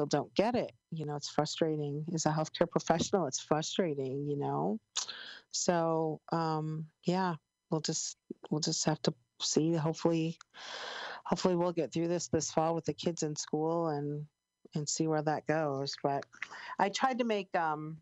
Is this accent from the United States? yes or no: yes; Chicago, Illinois, United States; I'm from Chicago